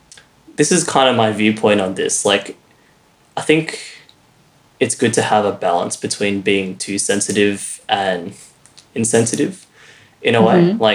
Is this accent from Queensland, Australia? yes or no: no; Melbourne, Victoria, Australia; But growing up in Melbourne, I'm not sure what it's like everywhere else in Australia.